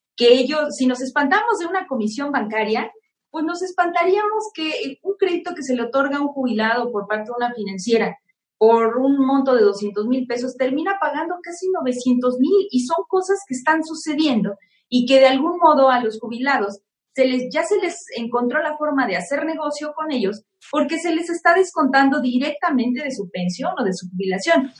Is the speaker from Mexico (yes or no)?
yes; Mexico; somos más los mexicanos que no podemos comprar nuestra vivienda en un solo pago